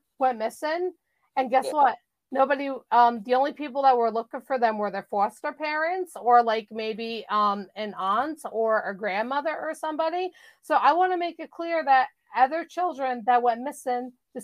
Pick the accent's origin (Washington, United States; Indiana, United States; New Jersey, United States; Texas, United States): New Jersey, United States; I'm from New Jersey